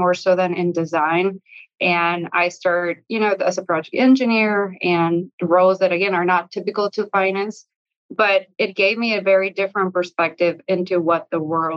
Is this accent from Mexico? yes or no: yes; Mexico; moved away as an adult; I actually was born and raised in Mexico, I was there until college.